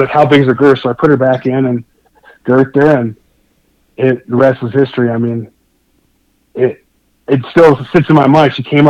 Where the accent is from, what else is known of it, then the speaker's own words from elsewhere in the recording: Wyoming, United States; I grew up hunting in Wyoming, but Utah is pretty hardcore.